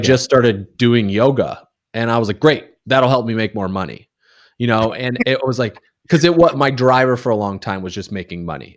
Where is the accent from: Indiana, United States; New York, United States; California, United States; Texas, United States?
Indiana, United States; moved away as an adult; also born or lived in Casper, Wyoming / Kansas / Alabama / Louisiana; now in New England, United States; I started kindergarten in Indiana, and then I was there until and I went to Purdue for university